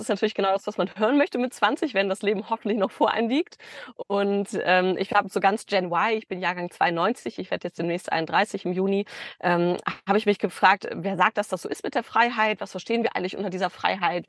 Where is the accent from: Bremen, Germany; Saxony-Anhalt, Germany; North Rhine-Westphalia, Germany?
North Rhine-Westphalia, Germany; Bielefeld; moved away as an adult; also born or lived in Stuttgart; Ich komme aus Bielefeld eigentlich